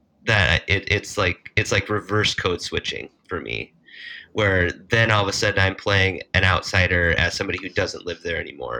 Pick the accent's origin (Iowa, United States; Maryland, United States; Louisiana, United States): Iowa, United States; now in Minnesota, United States; I grew up in Iowa.